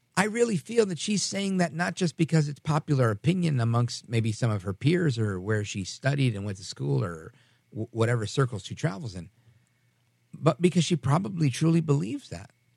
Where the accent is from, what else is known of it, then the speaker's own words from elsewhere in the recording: New York, United States; I was born in New York.